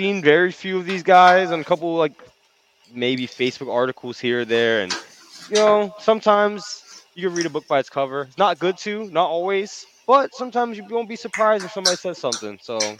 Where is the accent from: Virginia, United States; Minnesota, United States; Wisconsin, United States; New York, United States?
New York, United States; now in Atlantic City, United States; I'm from New York more.